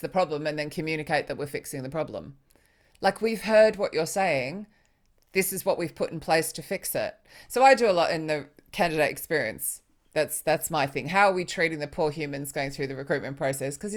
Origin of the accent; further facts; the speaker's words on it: Australia; moved away as an adult; also born or lived in Sydney; now in United Kingdom; I'm Australian